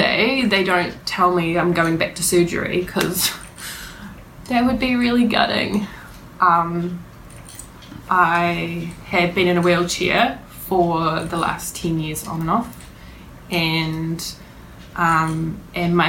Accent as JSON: {"language": "English", "town": "Warkworth", "region": "Auckland", "country": "New Zealand", "tie": "born or raised there", "also_born_or_lived": "Hawke's Bay", "lives_now": "Hamilton, New Zealand", "said": "I grew up in North Auckland in Warkworth, and I've been living in Hamilton for 7 years"}